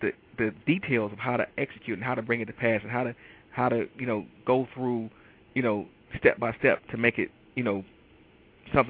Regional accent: Detroit, Michigan, United States; I am from Detroit, Michigan, and I am an absolute avid Detroit sports fanatic.

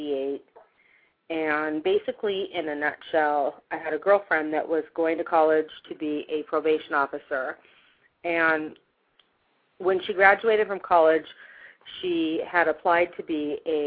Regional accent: Long Beach, California, United States; moved away as an adult; also born or lived in Hawaii / New Orleans, Louisiana / St. Louis, Missouri; now in Utah, United States; I was born and raised in Long Beach, California.

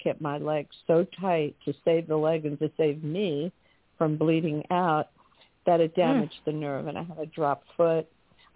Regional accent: New York City, New York, United States; I grew up in Manhattan.

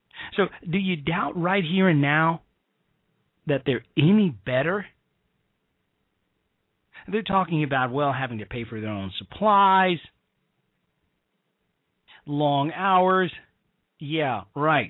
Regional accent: Chicago, Illinois, United States; my hometown and the great city of Chicago

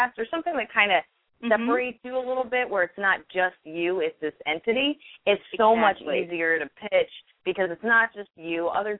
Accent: outside Princeton, central New Jersey, United States; now in New York, United States; I grew up in Jersey, like central Jersey, like right outside of Princeton.

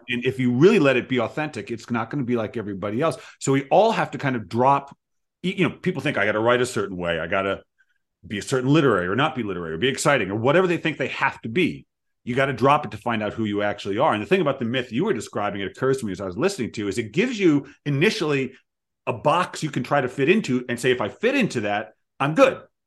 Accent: Providence, Rhode Island, United States; now in Seattle, United States; I grew up in Providence

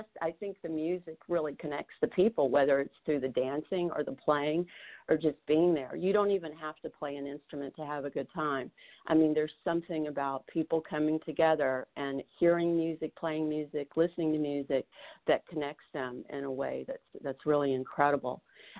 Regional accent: the Appalachian Mountains, United States; moved away; Vicki and I grew up in the Appalachian Mountains

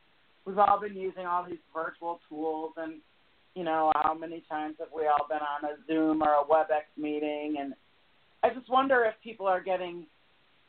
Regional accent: Michigan, United States; moved away; I'm originally from Michigan, so I can relate to the cold weather. And having grown up in a college town

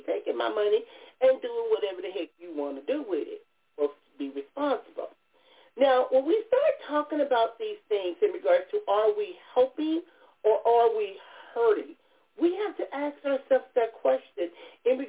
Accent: Compton, California, United States; moved away as an adult; growing up in Compton

